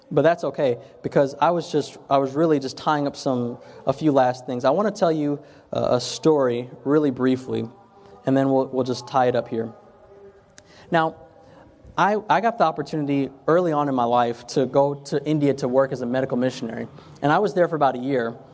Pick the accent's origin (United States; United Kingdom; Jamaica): Jamaica; I know I'm Jamaican, I would love to have a, a, a patty a shop